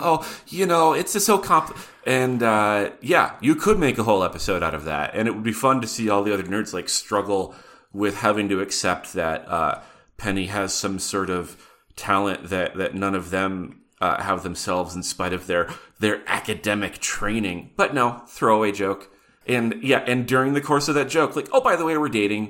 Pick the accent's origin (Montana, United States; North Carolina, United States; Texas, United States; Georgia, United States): Montana, United States; Butte; growing up in Butte, Montana